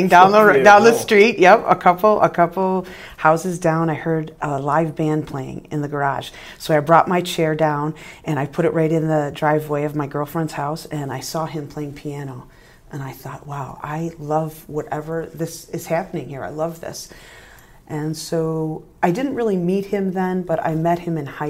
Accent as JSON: {"language": "English", "town": "Rochester", "region": "New York", "country": "United States", "said": "I am from Rochester, New York"}